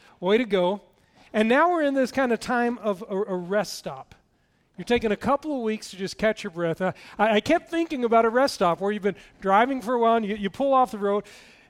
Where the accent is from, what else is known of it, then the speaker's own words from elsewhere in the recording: Tennessee, United States; One thing you need to know, I grew up in East Tennessee, just next to Knoxville, and I lost my accent years ago.